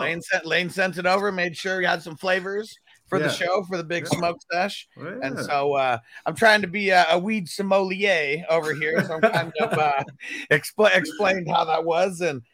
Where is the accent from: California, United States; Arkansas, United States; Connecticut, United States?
California, United States; Growing up in Cali